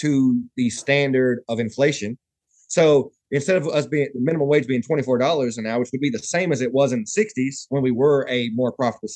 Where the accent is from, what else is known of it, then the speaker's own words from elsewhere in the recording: Alabama, United States; also born or lived in Virginia; I'm from Alabama.